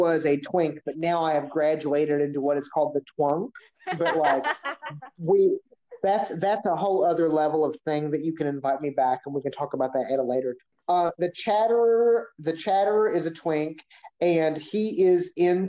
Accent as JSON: {"language": "English", "region": "Kentucky", "country": "United States", "said": "I'm from Kentucky."}